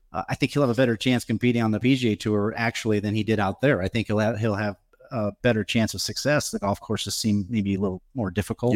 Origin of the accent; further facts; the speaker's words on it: Omaha, Nebraska, United States; my hometown